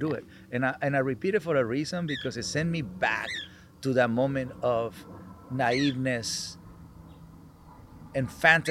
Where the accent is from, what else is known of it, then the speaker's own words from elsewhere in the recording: Culiacán, Sinaloa, Mexico; now in California, United States; when I grew up in Mexico